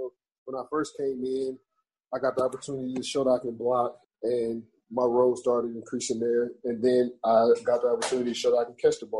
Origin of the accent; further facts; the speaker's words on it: Cleveland, Ohio, United States; we're both from Cleveland